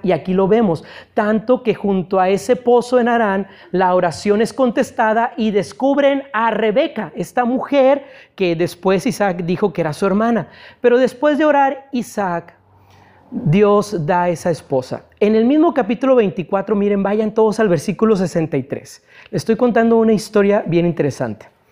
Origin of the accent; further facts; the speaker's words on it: Ciudad Mante, Tamaulipas, Mexico; moved away; allá en mi ciudad natal, yo no sé si sepan que yo soy de Ciudad Mante